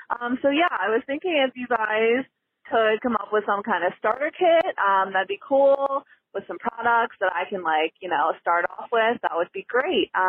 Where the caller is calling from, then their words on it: Lancaster, Pennsylvania, United States; I am calling from Lancaster, Pennsylvania.